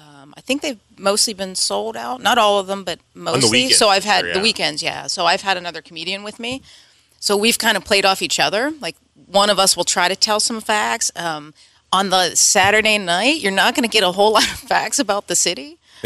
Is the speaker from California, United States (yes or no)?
no; Pittsburgh, Pennsylvania, United States; We had a monkey growing up in East Liberty.